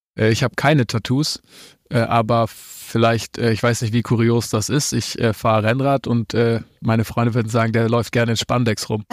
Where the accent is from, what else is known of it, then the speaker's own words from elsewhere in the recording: near Reutlingen, Baden-Württemberg, Germany; moved away as an adult; now in Cologne, Germany; Ich bin, äh, aus Baden-Württemberg, geboren in, äh, einem kleinen Ort neben Reutlingen, so heißt die Stadt, und wohne jetzt in Köln